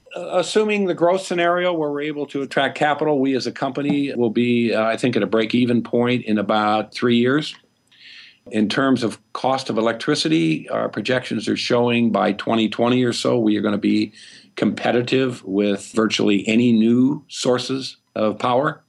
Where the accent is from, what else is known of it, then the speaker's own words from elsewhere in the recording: Peoria, Illinois, United States; I'm from Illinois, central Illinois, Peoria, Illinois. I didn't even see an ocean until I was in my twenties.